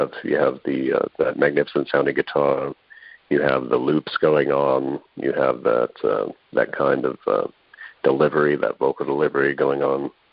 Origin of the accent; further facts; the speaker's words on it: San Antonio, Texas, United States; moved away; I grew up in San Antonio